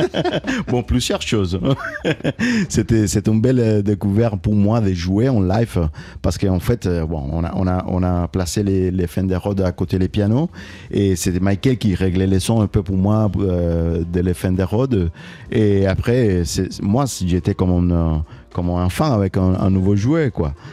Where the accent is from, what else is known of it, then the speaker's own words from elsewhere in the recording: Cuba; now in Toulouse, France; quand je pense à Cuba, c'est, de l'extérieur, donc euh, euh, je la vois loin, même si elle est toujours là avec moi partout